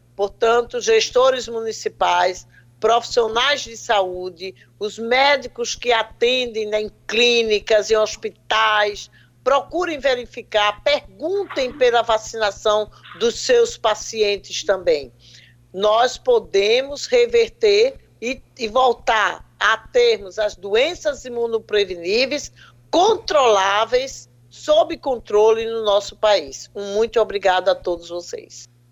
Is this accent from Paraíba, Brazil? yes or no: yes; Paraíba, Brazil; eu sou paraibana, então falar para os meus conterrâneos é um prazer duplo